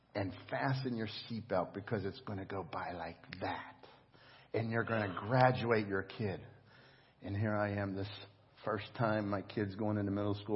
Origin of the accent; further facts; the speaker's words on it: United States; as an American